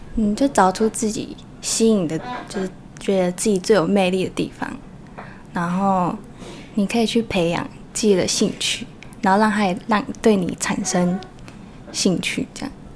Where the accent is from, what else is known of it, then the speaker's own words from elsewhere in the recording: Taoyuan, Taiwan; also born or lived in Shengang, Changhua; 在小一的时候回来，所以基本上也是一桃园为主